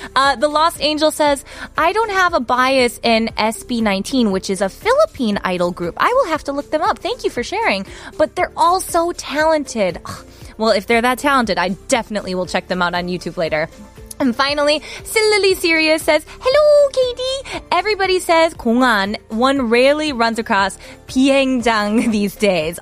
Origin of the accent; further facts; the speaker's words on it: Wisconsin, United States; moved away as an adult; now in Seoul, South Korea; I am from Wisconsin and we have snow and winter that lasts pretty much from October until about May